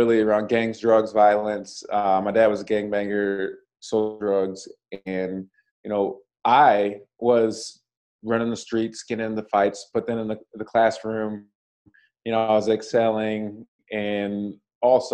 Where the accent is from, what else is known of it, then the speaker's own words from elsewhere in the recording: Washington, United States; moved away; also born or lived in Chicago; I'm originally from Washington State